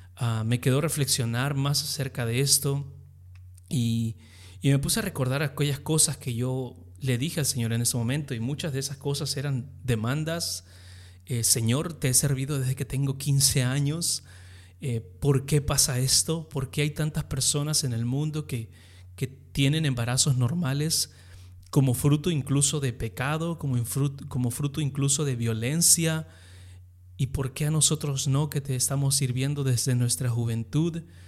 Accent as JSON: {"language": "Spanish", "country": "Peru", "also_born_or_lived": "Texas", "said": "soy peruano, eh, pastoreo una iglesia aquí en Lima"}